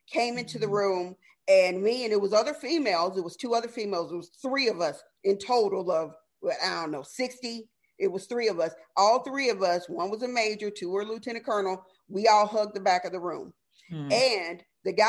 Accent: the South, United States; I am from the South.

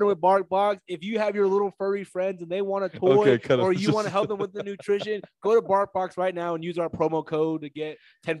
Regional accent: Camp Verde, Arizona, United States; also born or lived in Phoenix, Arizona; I am back in my hometown at Camp Verde. I am no longer in Phoenix. Temporarily. I'm back here for a year or two.

